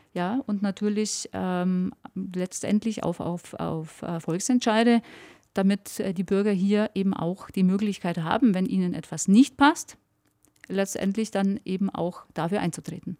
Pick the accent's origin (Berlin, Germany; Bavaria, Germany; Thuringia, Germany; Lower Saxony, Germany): Bavaria, Germany; Allgäu; ich liebe meine Heimat, ich bin dort aufgewachsen